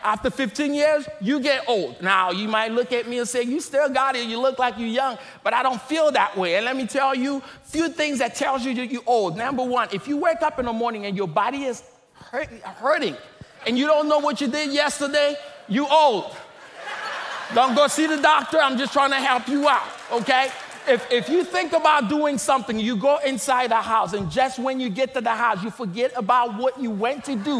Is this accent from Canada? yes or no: no; DR Congo; I am originally from the Democratic Republic of Congo.